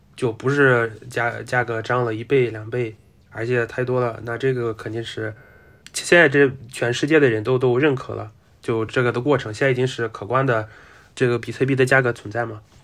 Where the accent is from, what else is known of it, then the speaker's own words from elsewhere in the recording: Russia; 我就作为俄罗斯人